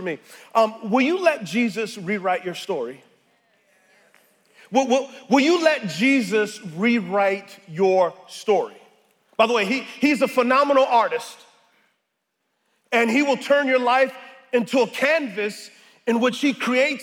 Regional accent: San Antonio, Texas, United States; moved away; I'm originally from San Antonio, Texas

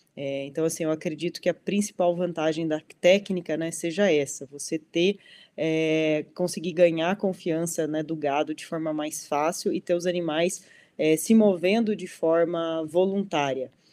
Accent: Dom Pedrito, Rio Grande do Sul, Brazil; now in Mato Grosso do Sul, Brazil; Eu sou conterrânea aí, sou de Dom Pedrito, no Rio Grande do Sul

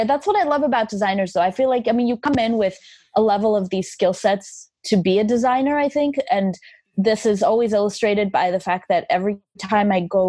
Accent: Armenia; English is a second language; I learned English by listening to … records. I still have the record that my parents smuggled into Armenia in the 80s because you couldn't just openly buy a lot of things in Armenia at that time.

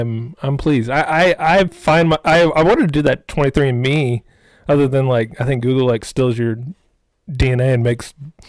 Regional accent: Texas, United States; Well, and I was going to tell you, being from Texas, not a lot of Jews around here.

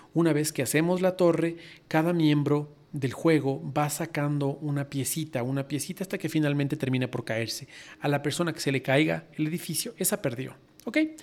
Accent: Ecuador; soy ecuatoriano

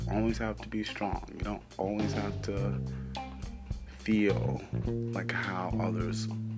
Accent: New York, United States; also born or lived in Norton, Massachusetts; I am originally from New York, and I'm home for break

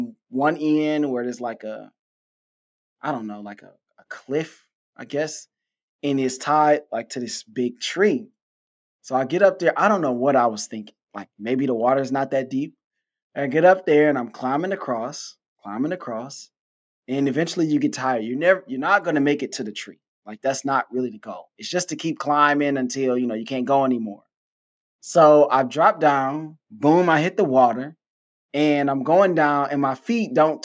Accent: Detroit, Michigan, United States; now in Houston, United States; I am from Detroit

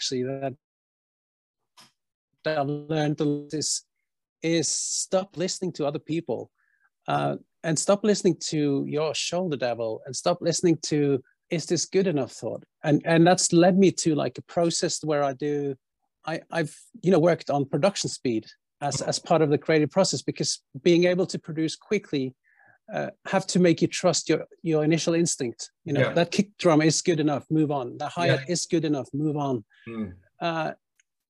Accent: Bergen, Vestland, Norway; Bergen, where I grew up

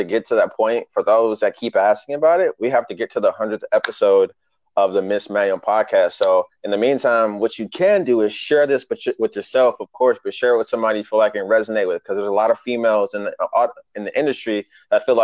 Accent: Michigan, United States; moved away as an adult; now in Arizona, United States; I'm from Michigan, so living in Arizona for 2 years

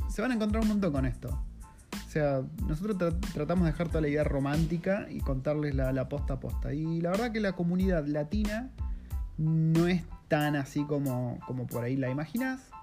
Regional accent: Campana, Buenos Aires Province, Argentina; moved away as an adult; now in Wellington, New Zealand; mi ciudad natal, de Campana, en Buenos Aires

